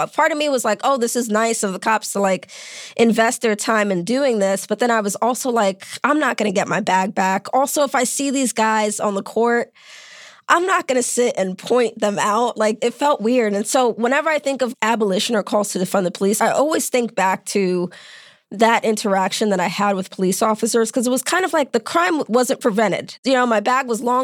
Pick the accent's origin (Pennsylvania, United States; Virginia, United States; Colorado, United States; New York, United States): New York, United States; New York City; I grew up in New York City.